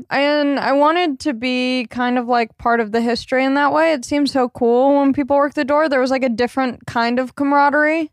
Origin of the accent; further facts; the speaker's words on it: Long Beach, California, United States; I grew up in Long Beach, California.